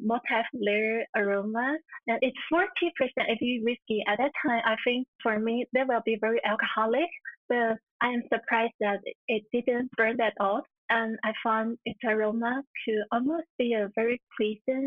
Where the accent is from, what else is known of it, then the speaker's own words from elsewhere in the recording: Yilan, Yilan County, Taiwan; my hometown is in Yilan